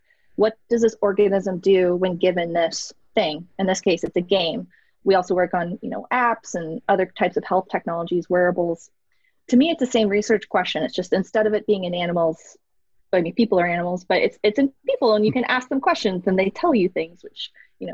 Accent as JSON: {"language": "English", "region": "Florida", "country": "United States", "tie": "born or raised there", "said": "I grew up in Florida"}